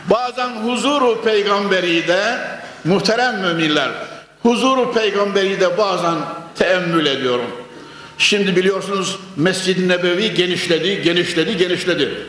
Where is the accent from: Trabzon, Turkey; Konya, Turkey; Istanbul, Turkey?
Konya, Turkey; born there; Konya'da şu haykırılan ezan sesleri içerisinde doğmuşuz